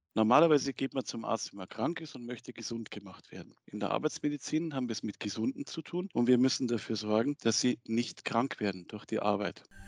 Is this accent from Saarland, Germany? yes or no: no; Munich, Bavaria, Germany; moved away; in meiner Heimat München